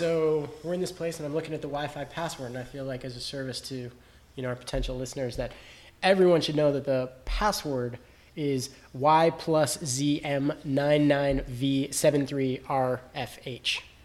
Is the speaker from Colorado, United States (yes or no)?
yes; Denver, Colorado, United States; my hometown of Denver